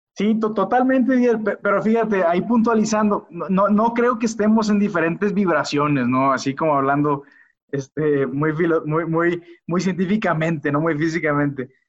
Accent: Culiacán, Sinaloa, Mexico; now in León, Mexico; soy originario de Culiacán, Sinaloa. soy ingeniero de profesión. actualmente radico en León, Guanajuato

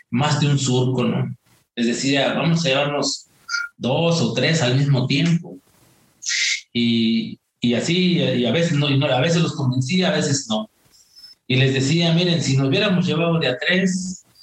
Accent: Malila, Hidalgo, Mexico; moved away; nací en un un rancho humilde eh, allá en un pequeño poblado en la Sierra Hidalguense que se llama Malila, Malila perteneciente al municipio de Molango. Eh, yo amo mi, amo mi pueblo, no tiene mucha, mucha prosperidad, no tiene este, mucha población.

